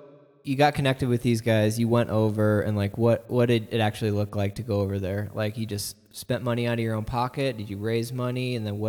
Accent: Midwest, United States; now in Fort Collins, United States; Yeah, we're all from the Midwest, and Josh and my sister moved out here first, and then my wife and I followed, and my wife's brother followed, and her other brother followed, and our parents.

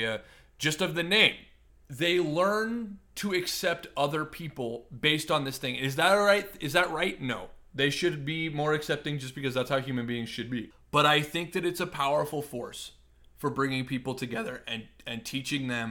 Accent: Nebraska, United States; I grew up in Nebraska

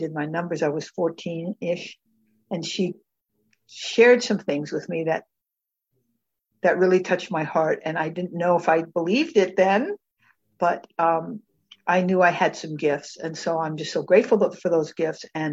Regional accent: Tucson, Arizona, United States; I was born and raised in Tucson, Arizona

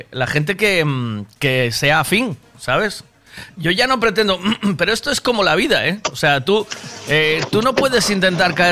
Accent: Sanxenxo, Galicia, Spain; yo soy de Sansecho.

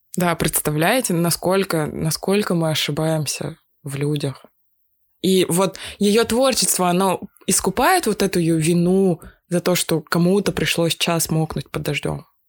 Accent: Russia; я из России

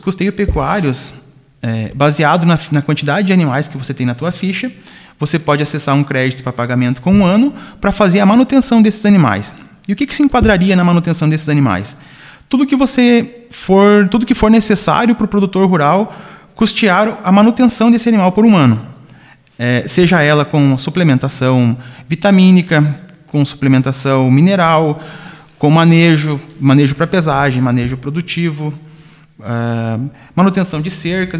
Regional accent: Campo Belo do Sul, Santa Catarina, Brazil; now in São José do Cerrito, Brazil; sou natural de Campo Belo do Sul, moro já há alguns anos aqui em São José do Cerrito

